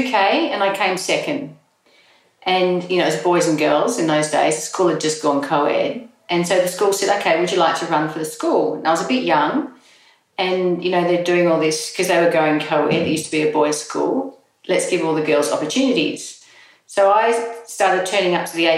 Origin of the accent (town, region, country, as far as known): Australia; born or raised there; also born or lived in England